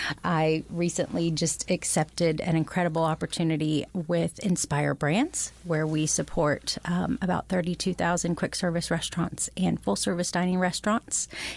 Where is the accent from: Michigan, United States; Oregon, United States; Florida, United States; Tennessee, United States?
Florida, United States; So I was raised in Central Florida, high Baptist, just Christian, sometimes non-denominational.